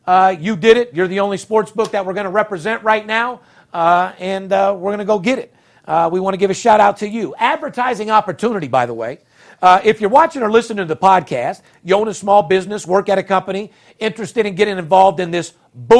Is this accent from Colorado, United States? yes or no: no; Las Vegas, Nevada, United States; we're from Vegas.